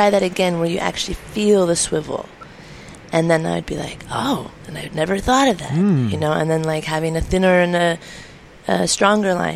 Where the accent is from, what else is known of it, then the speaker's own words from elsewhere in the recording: California, United States; It was my first winter away from home, being a Californian